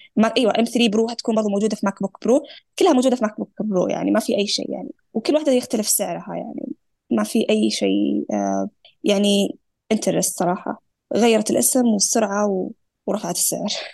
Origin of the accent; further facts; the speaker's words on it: Saudi Arabia; احنا كسعوديين